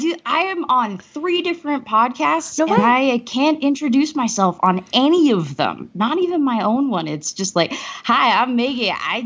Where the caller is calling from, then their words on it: Denver, Colorado, United States; I am joining you from Denver, Colorado.